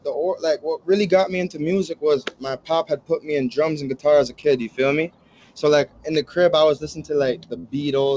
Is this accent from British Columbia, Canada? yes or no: no; Toronto, Ontario, Canada; I grew up in, like, the east end of Toronto at first